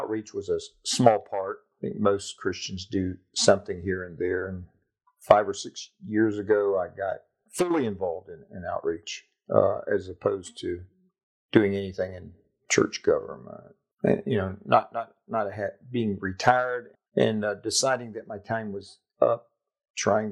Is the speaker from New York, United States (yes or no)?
no; Jacksonville, Florida, United States; moved away as an adult; Lived there all my life, except, you know, time away at University of Florida.